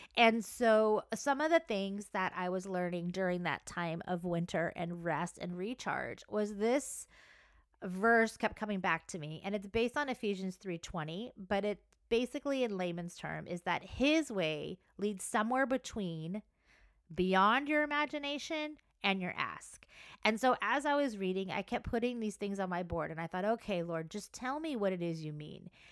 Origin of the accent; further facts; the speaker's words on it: Southern California, United States; I live in Southern California. I grew up in Southern California at the beach